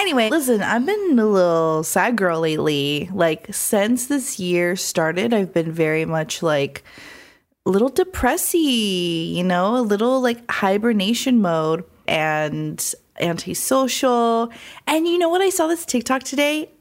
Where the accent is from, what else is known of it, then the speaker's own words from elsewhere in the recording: Phoenix, Arizona, United States; now in Los Angeles, United States; Phoenix, Arizona, my hometown